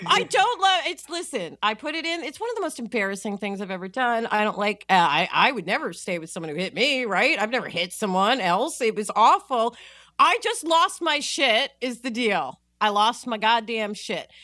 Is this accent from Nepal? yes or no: no; New York, United States; I am from New York